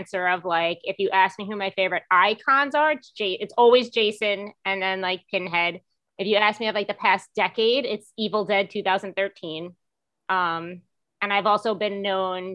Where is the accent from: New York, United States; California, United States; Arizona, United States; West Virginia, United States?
New York, United States; New York City; also born or lived in Manhattan; I'm from Staten Island